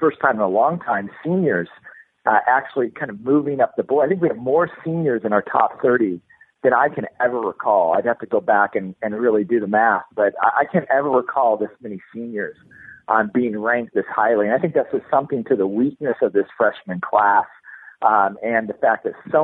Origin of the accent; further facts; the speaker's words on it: Kansas City, United States; I grew up in Kansas City